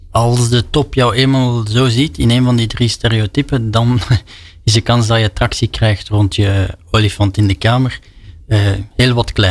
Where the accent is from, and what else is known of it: Belgium